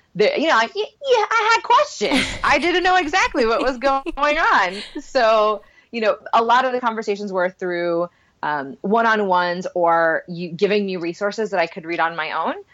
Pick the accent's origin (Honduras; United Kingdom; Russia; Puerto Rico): Puerto Rico; English is a second language; I grew up in Puerto Rico, so that wasn't our first language